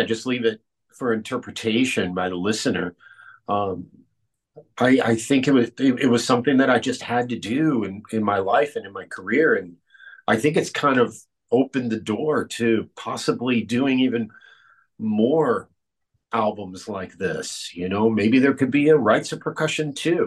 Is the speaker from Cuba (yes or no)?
yes; Cuba; moved away; my home country of Cuba